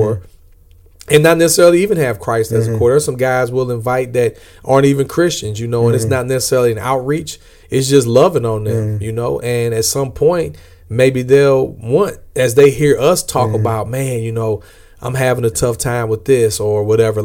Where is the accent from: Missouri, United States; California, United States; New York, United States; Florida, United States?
Missouri, United States; St. Louis; I'm from St. Louis